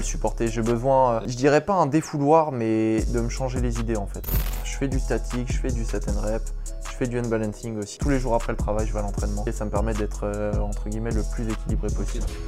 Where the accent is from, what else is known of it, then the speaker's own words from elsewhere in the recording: Paris region, Île-de-France, France; moved away as an adult; now in Rennes, France; je suis originaire de région parisienne